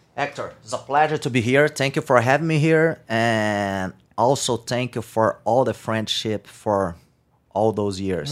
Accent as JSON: {"language": "English", "town": "São Carlos", "region": "São Paulo", "country": "Brazil", "tie": "born or raised there", "said": "I just grew up, uh, grew up in, uh, San Carlos. That's my hometown. It's two hours and a half from São Paulo by car"}